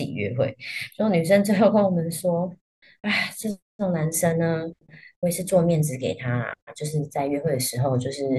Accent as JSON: {"language": "Chinese", "country": "Taiwan", "said": "我们台湾人"}